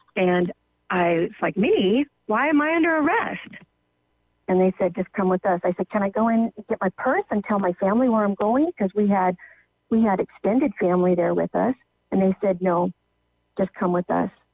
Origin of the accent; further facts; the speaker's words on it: California, United States; moved away as an adult; now in Wenatchee, United States; I'm originally from California.